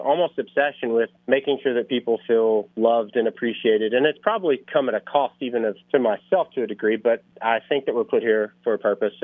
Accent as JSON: {"language": "English", "town": "Owensboro", "region": "Kentucky", "country": "United States", "moved": "as an adult", "said": "I'm from Owensboro, Kentucky, just a stone's throw away from you all. 2 days after high school, I hopped on a bus"}